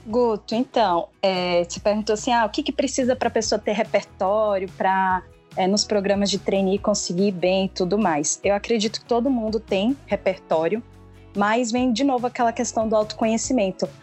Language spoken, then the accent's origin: Portuguese; Bahia, Brazil; sou baiana